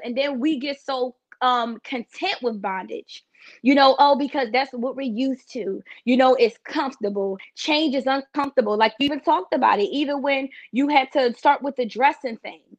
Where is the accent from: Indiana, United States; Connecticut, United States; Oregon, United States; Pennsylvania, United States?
Pennsylvania, United States; Philadelphia; moved away; I'm originally from Philadelphia